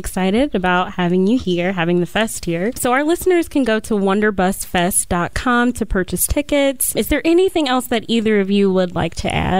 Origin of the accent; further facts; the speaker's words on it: Cincinnati, Ohio, United States; moved away as an adult; now in Columbus, United States; I'm from Cincinnati. I've been in Columbus for a few years.